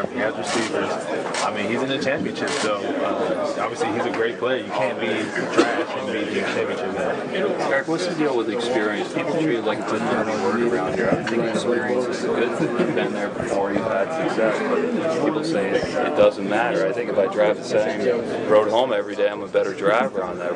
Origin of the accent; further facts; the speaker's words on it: Philadelphia, Pennsylvania, United States; I'm, I'm from Philly, so I got to ask you what you think of your old team